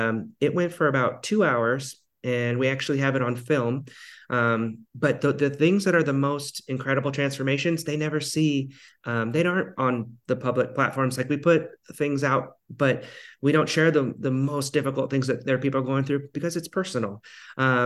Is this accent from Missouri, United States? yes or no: no; Ketchikan, Alaska, United States; my hometown in Ketchikan, Alaska.